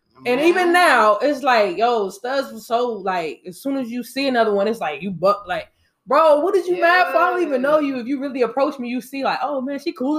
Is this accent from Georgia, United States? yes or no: yes; Atlanta, Georgia, United States; I'm from here. I'm from Atlanta, nigga.